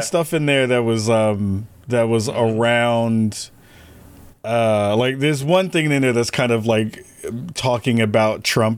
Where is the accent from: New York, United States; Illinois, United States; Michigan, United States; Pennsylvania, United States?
New York, United States; when I was growing up in New York